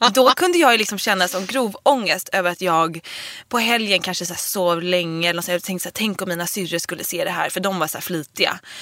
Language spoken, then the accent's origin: Swedish; Dalarö, Stockholm County, Sweden; also born or lived in Nacka; på Dalarö där jag är uppvuxen eller i Nacka där jag gick i gymnasiet